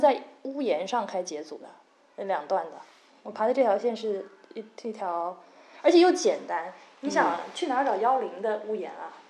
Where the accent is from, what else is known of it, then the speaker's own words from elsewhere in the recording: China; 对我们中国人来说